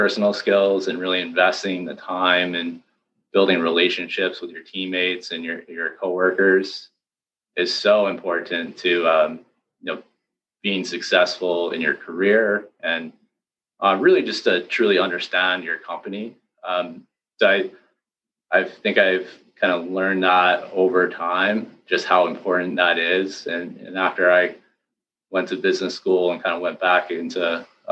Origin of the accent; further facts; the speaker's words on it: Connecticut, United States; moved away as an adult; also born or lived in North Haven, Connecticut / Boston, Massachusetts; I'm actually from the East Coast originally. I grew up in Connecticut.